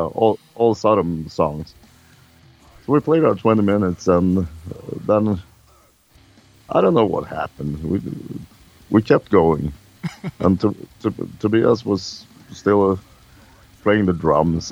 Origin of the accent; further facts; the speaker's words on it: Sweden